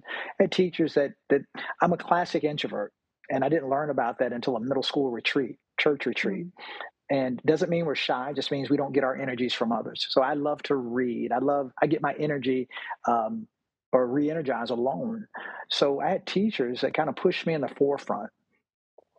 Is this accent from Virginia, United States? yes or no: yes; Virginia Beach, Virginia, United States; I'm from Virginia, Virginia Beach, Virginia